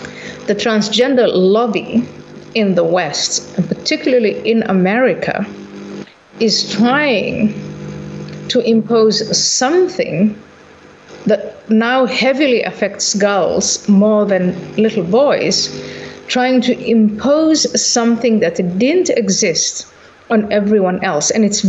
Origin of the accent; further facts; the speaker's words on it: Somalia; So when I was growing up, I was born in Somalia